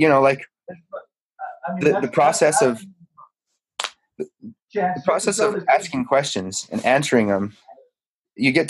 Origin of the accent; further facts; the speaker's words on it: Utah, United States; I grew up in Utah